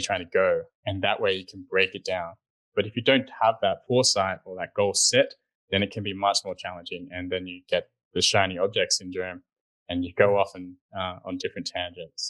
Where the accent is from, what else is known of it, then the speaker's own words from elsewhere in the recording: Sydney, New South Wales, Australia; moved away as an adult; also born or lived in New York City; I grew up in Sydney, Australia